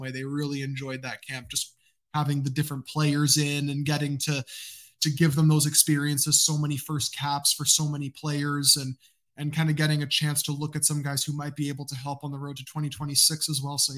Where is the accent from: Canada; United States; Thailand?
Canada; my Peruvian roots. Even though I am Canadian, I am also part Latino as well.